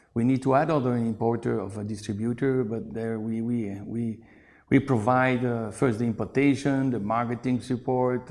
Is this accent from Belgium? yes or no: yes; Brussels, Brussels-Capital Region, Belgium; moved away as an adult; also born or lived in China; now in Guangzhou, China; I come from Belgium, from Brussels.